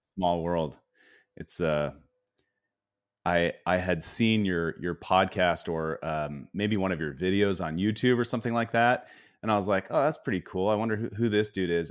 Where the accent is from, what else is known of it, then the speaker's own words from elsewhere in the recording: Spokane, Washington, United States; we grew up in Spokane, so things were cold most of the year